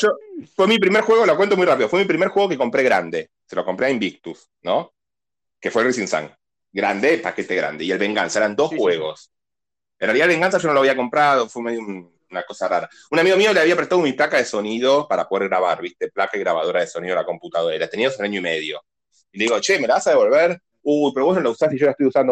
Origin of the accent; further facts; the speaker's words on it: Burzaco, Buenos Aires Province, Argentina; yo soy de Bursaco